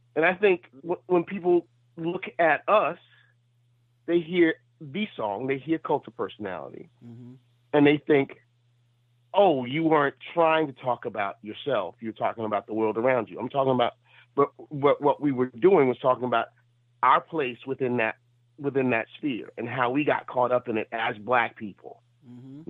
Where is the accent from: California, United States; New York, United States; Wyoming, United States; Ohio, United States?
New York, United States; New York City; I'm still from Brooklyn